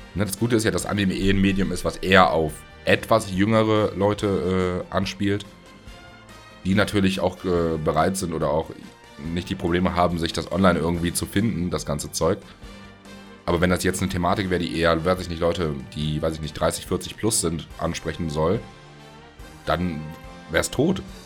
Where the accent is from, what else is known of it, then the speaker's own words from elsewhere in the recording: Germany; für uns als Deutsche